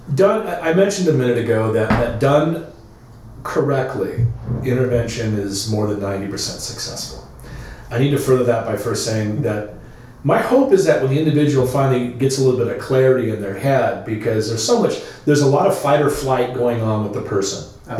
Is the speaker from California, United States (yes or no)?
yes; Long Beach, California, United States; my growing up in Long Beach